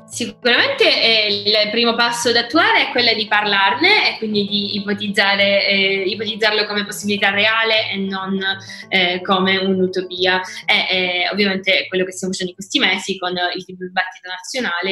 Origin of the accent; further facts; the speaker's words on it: Palermo, Sicily, Italy; moved away as an adult; also born or lived in northern Italy / Luxembourg; una ragazza palermitana che ha vissuto per dieci anni fuori, prima al nord e poi all'estero. E adesso ho deciso di tornare in Sicilia